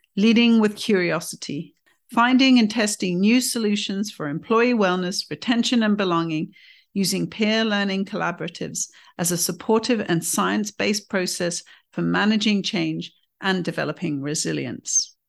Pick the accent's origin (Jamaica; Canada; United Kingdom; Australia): United Kingdom; as a Brit